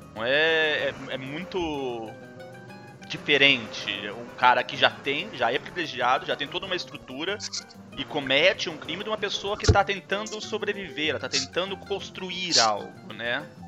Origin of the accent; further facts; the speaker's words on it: Brazil; now in Canada; eu sou brasileiro